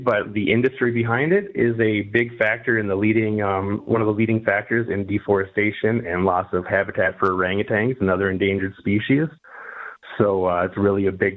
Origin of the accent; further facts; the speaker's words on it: Minneapolis, Minnesota, United States; moved away as an adult; now in Detroit, United States; I was raised in Minneapolis